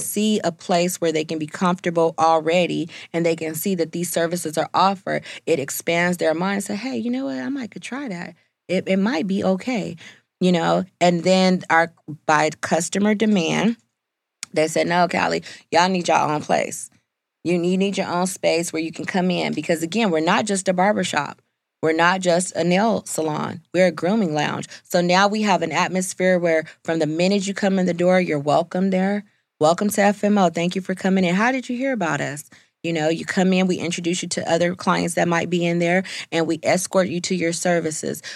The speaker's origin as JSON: {"language": "English", "region": "California", "country": "United States", "moved": "yes", "said": "I'm from California"}